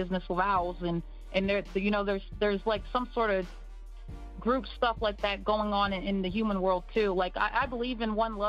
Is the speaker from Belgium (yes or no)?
no; United States; in America. So, you know, I grew up there in the Disney tween phase